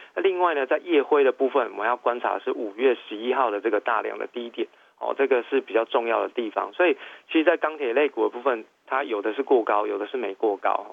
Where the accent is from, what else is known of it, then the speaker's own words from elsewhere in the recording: Taiwan; 用我们台湾人的形容词